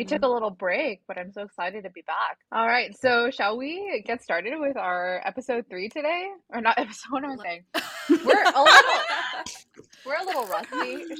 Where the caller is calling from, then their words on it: Seoul, South Korea; Currently, it is 8 o'clock in Seoul. I'm dialing in from Seoul.